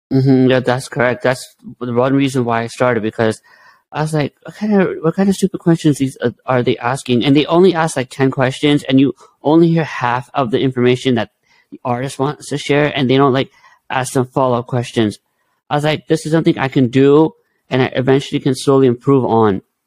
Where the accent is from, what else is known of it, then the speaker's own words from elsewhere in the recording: India; I'm Indian, so we believe in Hinduism